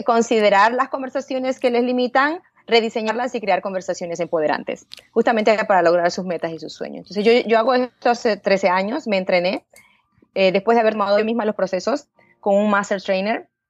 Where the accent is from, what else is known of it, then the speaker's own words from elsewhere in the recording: Panama; moved away as an adult; now in United States; yo pues de chiquita nací allá en Panamá, eh, de una manera bien humilde